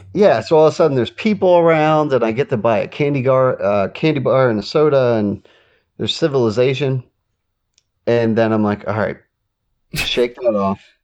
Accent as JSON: {"language": "English", "region": "Delaware", "country": "United States", "said": "I'm from Delaware."}